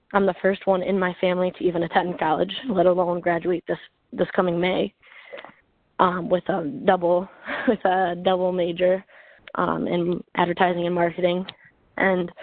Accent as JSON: {"language": "English", "region": "Michigan", "country": "United States", "said": "I'm from Michigan"}